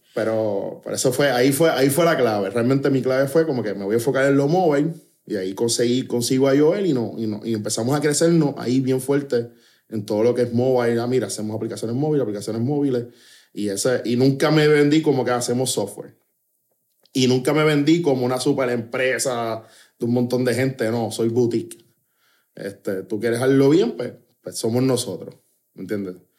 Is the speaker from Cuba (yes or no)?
no; Trujillo Alto, Puerto Rico; yo me crié en Trujillo Alto